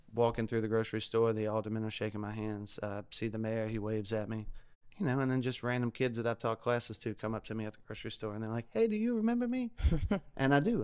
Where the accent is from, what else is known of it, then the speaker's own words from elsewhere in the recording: South Louisiana, United States; now in Ocean Springs, United States; I'm originally from South Louisiana